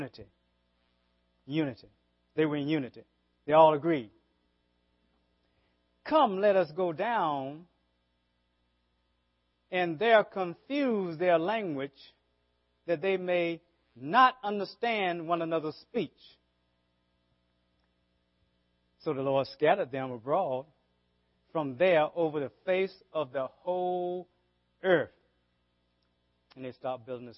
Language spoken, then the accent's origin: English; the South, United States; accent: southern; my southern accent